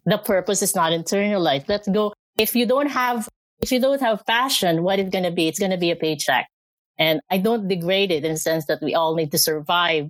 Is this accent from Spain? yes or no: no; Philippines; moved away as an adult; also born or lived in Canada; now in Alberta, Canada; I'm from the Philippines. Uh, I was uh, I was born there, educated, grew up, uh, did a lot of work back there, and I moved here to Canada in 2010.